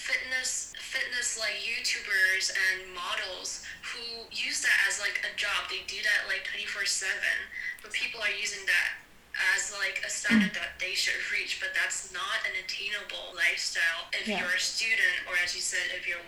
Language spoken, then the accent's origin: English; South Korea; I was raised in Korea